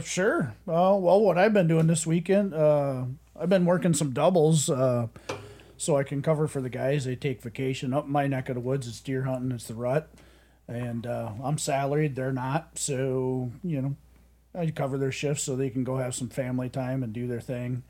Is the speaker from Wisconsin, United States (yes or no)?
yes; South Shore of Lake Superior, Wisconsin, United States; also born or lived in Madison County, Iowa / Colorado; I uh, grew up on uh, Lake Superior, uh, uh, South Shore. Um, graduated cornucopia herbster, Port Wing, right on Lake Superior